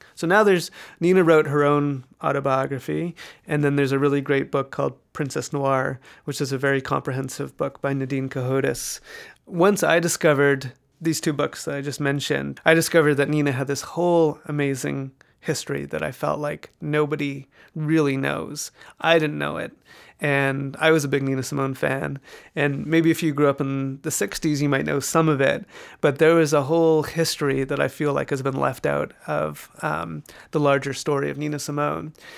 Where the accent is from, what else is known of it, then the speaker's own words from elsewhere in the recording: Vancouver, British Columbia, Canada; moved away as an adult; also born or lived in Toronto; now in New York, United States; I'm a proud Canadian. I, uh, grew up in Vancouver, British Columbia.